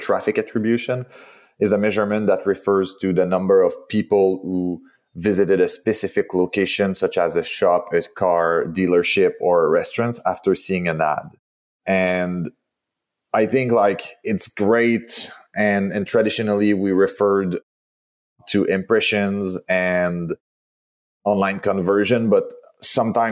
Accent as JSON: {"language": "English", "town": "Montreal", "region": "Quebec", "country": "Canada", "accent": "French Canadian", "said": "as you can hear from my accent, I'm from Montreal, the French part of Canada."}